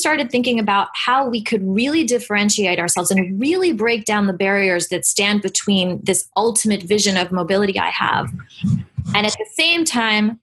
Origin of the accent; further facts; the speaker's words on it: New York City, New York, United States; We're all from New York City